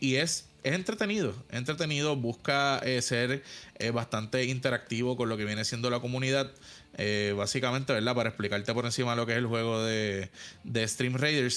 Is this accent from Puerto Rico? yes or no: yes; Puerto Rico; mis compañeros puertorriqueños